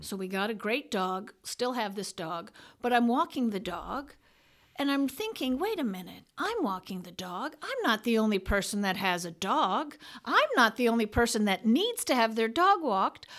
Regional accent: New York City, New York, United States; born and raised in New York City

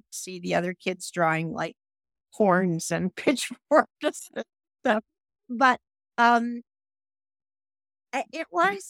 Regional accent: Toronto, Ontario, Canada; moved away as an adult; also born or lived in Los Angeles, United States; my hometown of Toronto

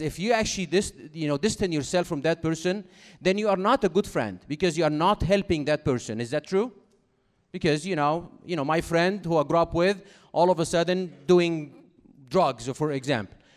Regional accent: Cairo, Cairo Governorate, Egypt; English is a second language; moved away as an adult; now in United States; I do have an accent, as you can, uh, recognize by now, because I'm from Cairo, Egypt originally, even though I have been in America for, uh, almost thirteen years now

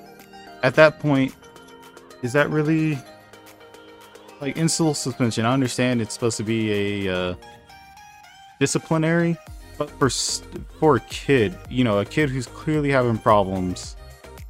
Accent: Mesquite, Texas, United States; We grew up in right outside of Dallas, Texas, Mesquite, Texas.

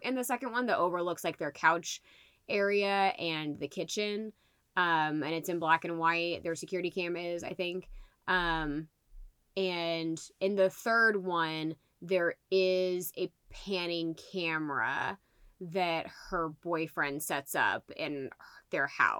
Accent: Liston, Indiana, United States; I grew up in Liston, Indiana

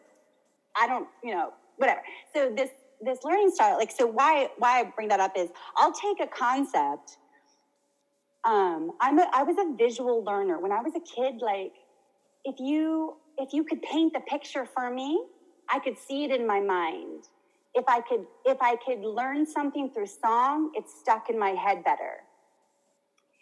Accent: United States; I grew up in America with American, I mean, America's a big continent

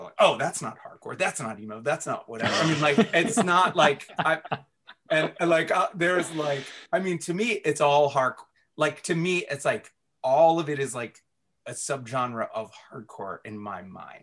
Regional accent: Washington, District of Columbia, United States; also born or lived in Baltimore, Maryland; growing up in DC where like, you know, emo was born

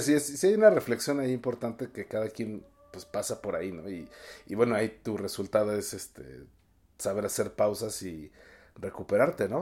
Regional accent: Mexico City, Mexico; yo que soy chilango

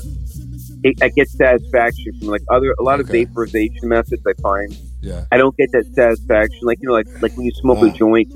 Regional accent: Brooklyn, New York, United States; I'm from Brooklyn originally

